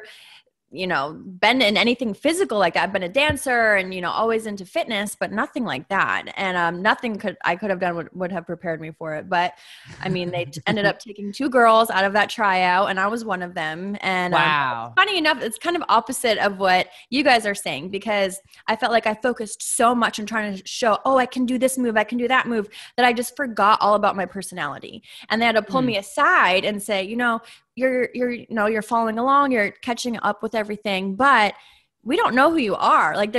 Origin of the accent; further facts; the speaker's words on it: Massachusetts, United States; I'm from Massachusetts.